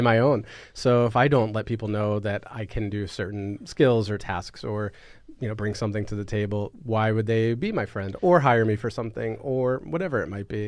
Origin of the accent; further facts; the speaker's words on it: Philadelphia, Pennsylvania, United States; the good people of Philadelphia, my hometown